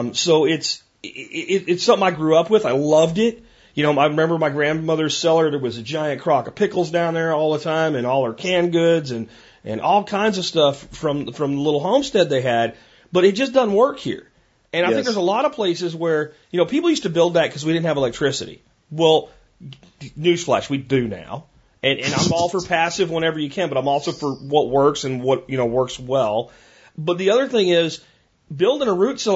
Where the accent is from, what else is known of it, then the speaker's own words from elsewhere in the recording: Pennsylvania, United States; moved away; I grew up in Pennsylvania